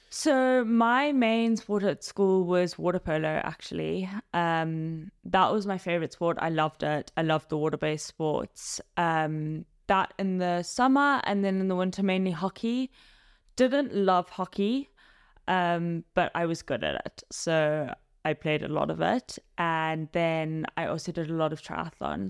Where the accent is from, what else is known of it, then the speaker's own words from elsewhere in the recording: Zimbabwe; moved away as an adult; now in London, United Kingdom; I originally grew up in Zimbabwe and now I'm living in London